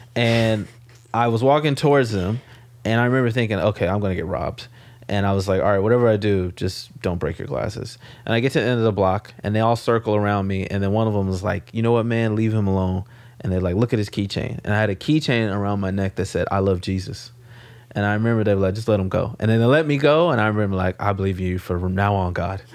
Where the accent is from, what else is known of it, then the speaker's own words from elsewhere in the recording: Los Angeles, California, United States; moved away as an adult; now in New York, United States; I grew up in South Central